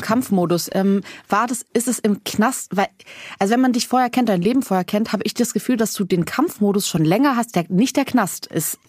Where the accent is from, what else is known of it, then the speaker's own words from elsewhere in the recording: Southern Germany, Germany; ich komme auch aus Süddeutschland vom Land